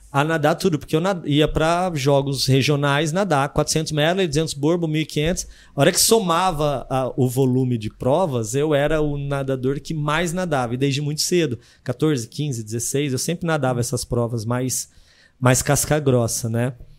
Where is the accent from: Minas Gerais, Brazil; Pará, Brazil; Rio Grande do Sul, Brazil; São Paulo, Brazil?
São Paulo, Brazil; São José do Rio Preto; also born or lived in Presidente Prudente; Eu sou de São José do Rio Preto, é, interior de São Paulo.